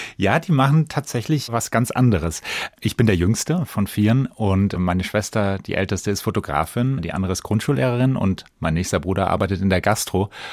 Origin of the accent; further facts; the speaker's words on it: Bensheim, Hesse, Germany; in Bensheim eben, wo ich groß geworden bin